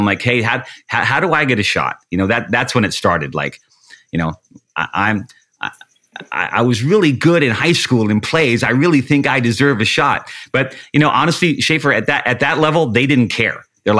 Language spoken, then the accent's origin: English; Washington, United States; I'm from Washington State and I'd love to do an internship here.